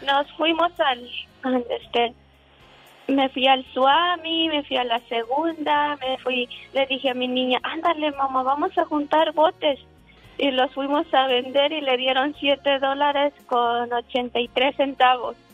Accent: Tetipac, Guerrero, Mexico; now in Orange, United States; mi lindo pueblo tan hermoso, mi linda gente, de mi lindo Tetipac. A un lado de Tasco, Guerrero.

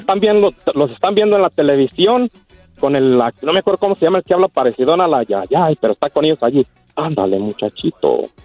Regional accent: Puruándiro, Michoacán, Mexico; born or raised there

